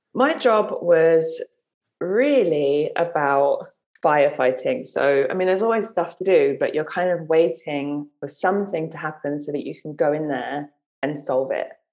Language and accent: English; London, United Kingdom; I grew up in London